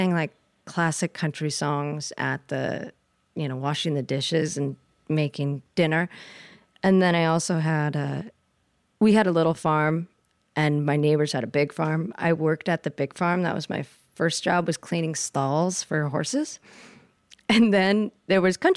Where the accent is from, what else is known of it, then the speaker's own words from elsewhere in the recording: the Northwest, Pacific Northwest, United States; I grew up in the Northwest